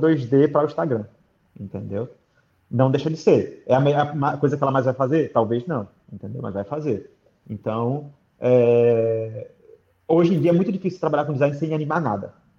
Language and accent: Portuguese; Aracaju, Sergipe, Brazil; moved away as an adult; also born or lived in Rio de Janeiro; now in Dublin, Ireland; eu nasci no Rio, mas morei minha vida toda em Aracaju